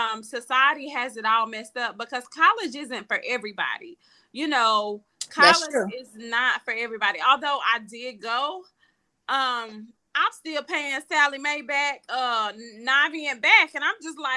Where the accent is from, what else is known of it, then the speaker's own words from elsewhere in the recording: Charlotte, North Carolina, United States; my hometown, Charlotte.